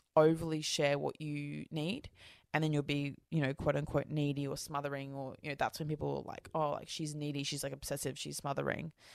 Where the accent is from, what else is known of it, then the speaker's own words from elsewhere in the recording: Australia; I'm Australian, like, we're first fleet convicts.